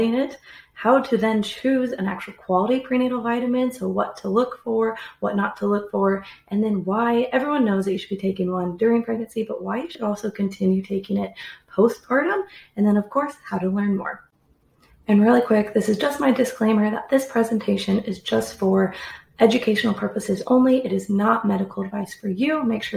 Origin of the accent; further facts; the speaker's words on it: the Midwest of the United States, United States; also born or lived in Australia; I am from the Midwest of the United States.